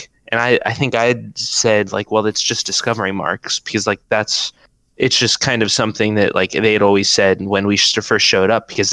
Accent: Athens, Ohio, United States; we're all from Athens

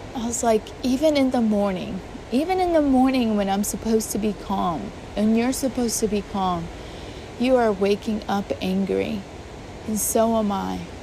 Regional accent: Puerto Rico; moved away; I grew up in Puerto Rico

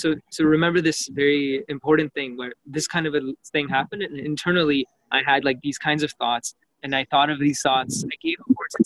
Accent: Canada; growing up in Canada

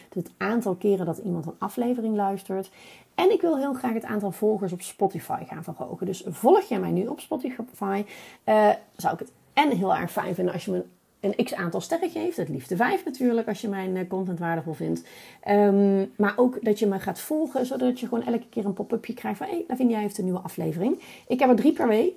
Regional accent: North Brabant, Netherlands; accent: Brabant; ik ben een Brabo

